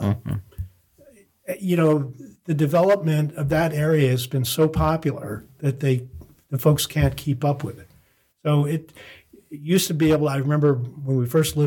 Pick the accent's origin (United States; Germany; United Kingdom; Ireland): United States; Connecticut; also born or lived in Cary, North Carolina / Ohio / New Jersey / Belgium; now in New Bern, United States; I grew up in Connecticut